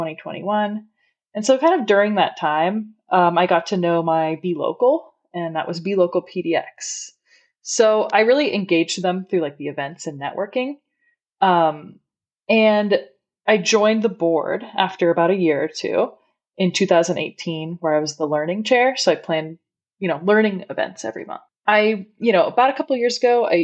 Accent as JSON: {"language": "English", "town": "Eugene", "region": "Oregon", "country": "United States", "tie": "born or raised there", "also_born_or_lived": "San Francisco, California", "lives_now": "Portland, United States", "said": "I was born in San Francisco, but really spent my formative years in Eugene, Oregon"}